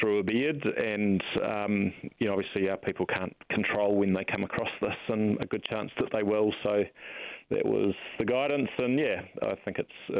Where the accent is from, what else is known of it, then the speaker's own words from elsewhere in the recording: Auckland, New Zealand; also born or lived in Dunedin / Counties Manukau; I grew up in central Auckland.